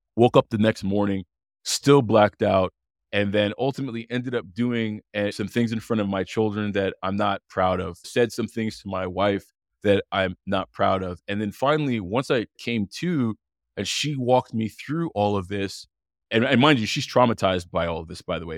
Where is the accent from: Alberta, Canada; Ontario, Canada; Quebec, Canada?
Quebec, Canada; Montreal; I grew up in Montreal, Canada, born and raised